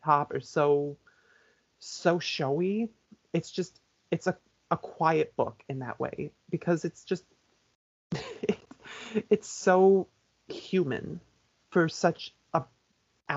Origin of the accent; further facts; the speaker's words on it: Cedarville, United States; grew up in Cedarville